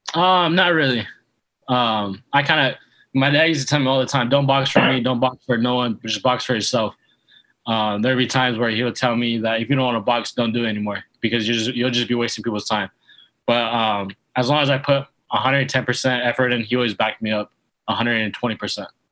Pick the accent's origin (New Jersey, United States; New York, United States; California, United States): California, United States; Yuba City; now in Coachella Valley, United States; I'm originally from um, Yuba City, California. It's about 30 minutes north of Sacramento.